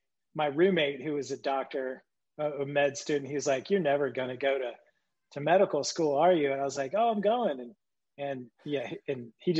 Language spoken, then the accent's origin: English; Chattanooga, Tennessee, United States; moved away as an adult; also born or lived in Virginia / Winston-Salem, North Carolina; now in Boulder, United States; I'm from the South, like where you are. You know, I grew up in Chattanooga and went to college in Virginia.